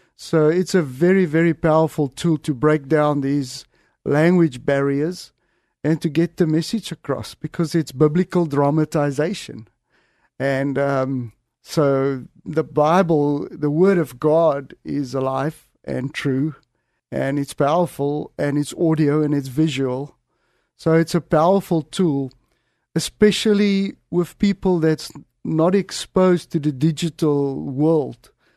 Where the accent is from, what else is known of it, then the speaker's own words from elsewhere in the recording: south of Johannesburg, Gauteng, South Africa; I, I grew up, uh, was born in seventy-six, um, in a small little country town south of Johannesburg.